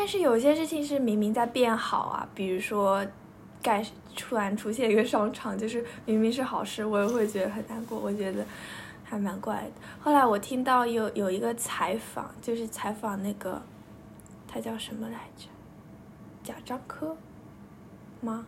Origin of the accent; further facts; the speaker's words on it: Yixing, Jiangsu, China; 我从幼儿园住到小学，小学住了几年的，在宜兴的一个家